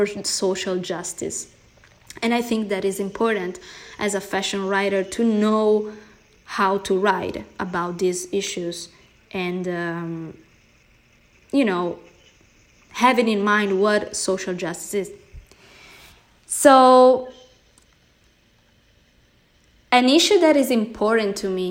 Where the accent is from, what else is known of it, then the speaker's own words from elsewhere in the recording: Italy; accent: Italian; English is a second language; moved away as an adult; now in United States; Italian, Brazilian, born and raised in Italy with a Brazilian family, but living in the United States